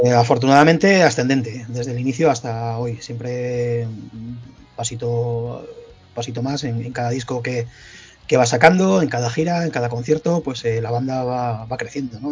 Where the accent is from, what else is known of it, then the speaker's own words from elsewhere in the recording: La Rioja, Spain; Al final somos riojanos todos, esto es una provincia muy pequeñita